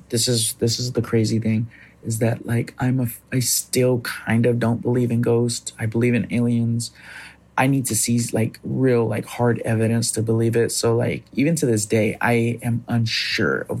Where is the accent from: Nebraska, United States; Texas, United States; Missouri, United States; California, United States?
California, United States; Fresno; I'm from Fresno, California.